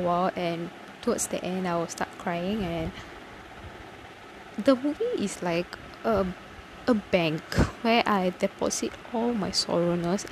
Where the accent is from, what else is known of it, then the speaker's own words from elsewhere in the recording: Tamil Nadu, India; I'm a Tamilian. I'm from Tamil Nadu